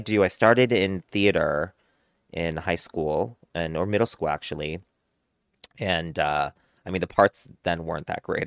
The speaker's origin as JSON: {"language": "English", "country": "United States", "tie": "born or raised there", "said": "being Korean American, growing up in a white community"}